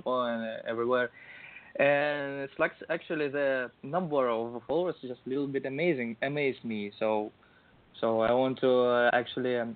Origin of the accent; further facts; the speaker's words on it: Russia; Two little towns in Russia, which one of them my hometown